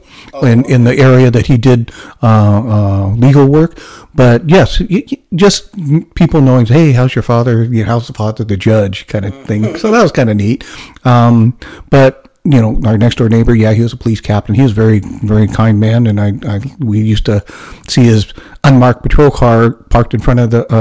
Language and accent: English; El Cerrito, California, United States; also born or lived in Las Vegas, Nevada; my family moved to California in 1968, so I'm 8 years old. And mind you, I grew up in Nevada, Las Vegas, Nevada